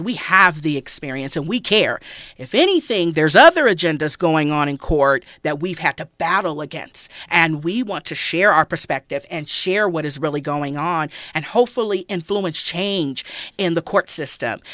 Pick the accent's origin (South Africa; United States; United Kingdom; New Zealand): United States; Los Angeles, California; I grew up in South Central Los Angeles